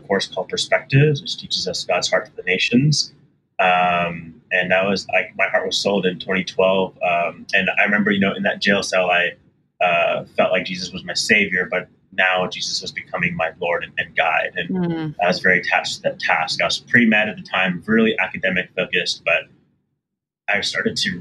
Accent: Houston, Texas, United States; also born or lived in Austin; I grew up with in Houston

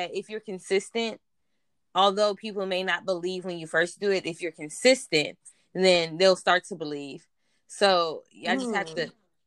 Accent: Compton, California, United States; also born or lived in Lynwood, California; I'm originally from Compton, California, by way of Linwood

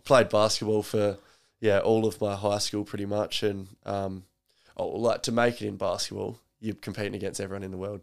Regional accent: Roxby Downs, South Australia, Australia; also born or lived in Mount Gambier, South Australia / Bunbury, Western Australia; I came from Roxby where you didn't actually get to pick who you played for

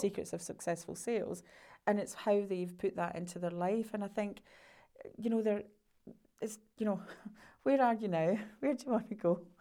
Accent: Scotland, United Kingdom; being Scottish

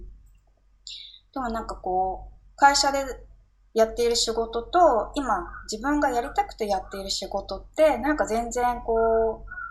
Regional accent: Tokyo, Japan; 私、地元が新宿で

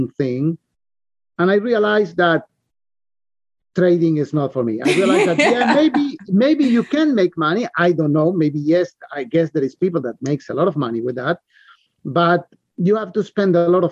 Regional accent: Argentina; moved away; I came from Argentina. And we live all our lives under inflation, hyperinflation

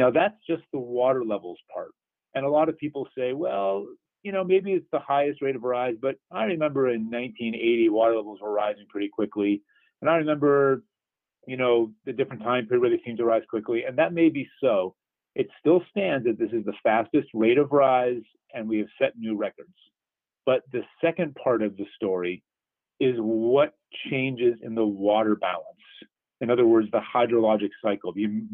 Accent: East Coast, United States; now in Southeast Michigan, United States; I grew up on the East Coast near the Atlantic Ocean

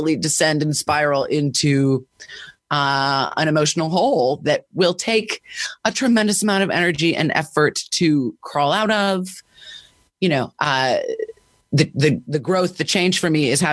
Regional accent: Washington, District of Columbia, United States; I grew up in Washington, D.C.

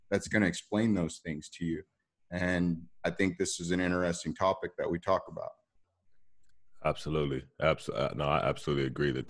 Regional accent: United States; And me being African American, you know, I've I've been uh, stereotyped.

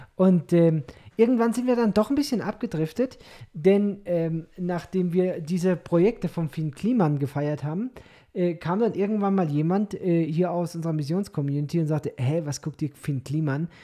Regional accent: Germany; als Deutscher

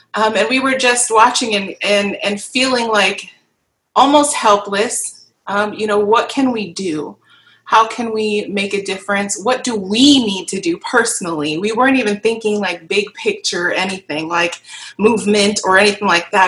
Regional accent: Kenosha, Wisconsin, United States; moved away as an adult; now in Milwaukee, United States; I am from Kenosha, born and raised in Kenosha, Wisconsin. Um, now live and reside in Milwaukee um, for about the last two or three years

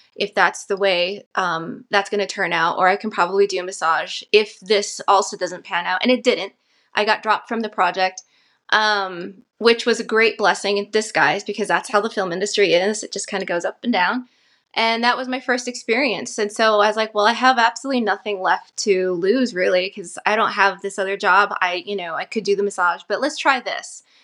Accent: Santa Fe, New Mexico, United States; also born or lived in Navajo Nation; I'm from Northern New Mexico. I was born in Santa Fe, and I'm currently residing here, um, in Santa Fe for the last four years

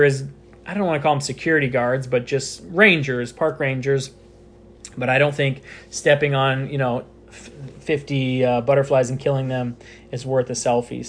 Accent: United States; I'm American

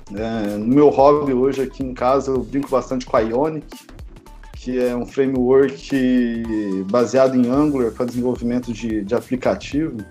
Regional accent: Pouso Alegre, Minas Gerais, Brazil; moved away as an adult; also born or lived in Campinas; Eu sou de Pouso Alegre também

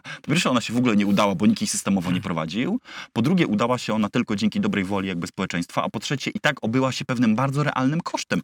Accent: Wrocław, Lower Silesian Voivodeship, Poland; ja jestem z, wiesz, z Wrocławia

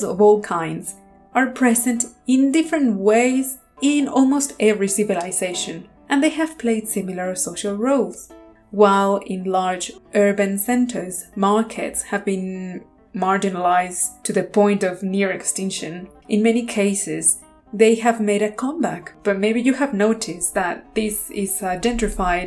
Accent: Mexico; moved away; I grew up in Mexico

